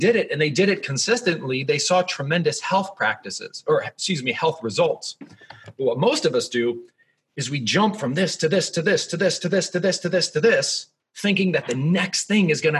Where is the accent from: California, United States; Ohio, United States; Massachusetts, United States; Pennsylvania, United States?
Ohio, United States; Columbus; I'm from the Midwest. I'm from Columbus, Ohio.